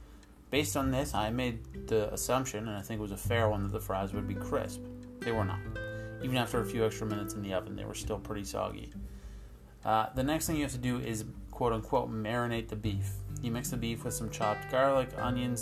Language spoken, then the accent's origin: English; East Coast, Atlantic Canada, Canada; moved away; I am from the East Coast